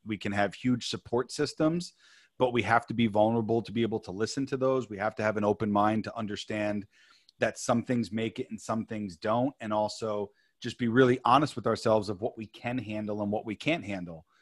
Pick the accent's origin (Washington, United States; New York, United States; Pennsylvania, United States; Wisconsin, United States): New York, United States; moved away as an adult; now in California, United States; born and raised in New York, came out to California